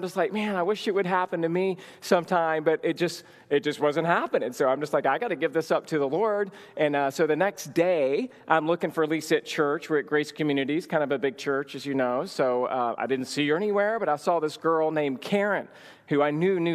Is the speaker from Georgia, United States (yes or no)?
yes; Georgia, United States; moved away as an adult; also born or lived in Los Angeles; I'm from Georgia originally, moved out to go to seminary and to Los Angeles